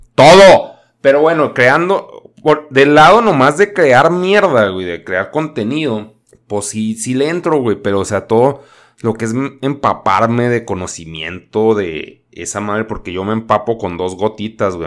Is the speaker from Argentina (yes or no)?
no; Chihuahua, Mexico; Yo soy de Chihuahua